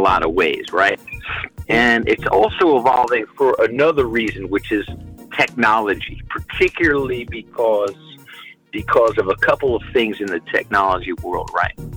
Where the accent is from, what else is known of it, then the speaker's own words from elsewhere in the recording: United States; As an American